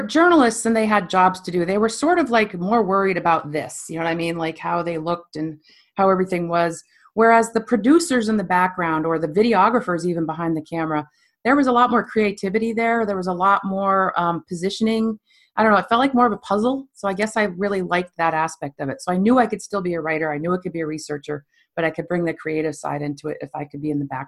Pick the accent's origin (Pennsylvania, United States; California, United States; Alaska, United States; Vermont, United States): Vermont, United States; Stowe; also born or lived in New York City; I was born and raised in Stowe, Vermont.